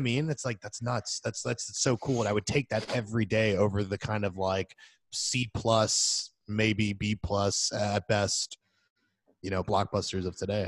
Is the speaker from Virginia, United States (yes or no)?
no; Florida, United States; growing up in Florida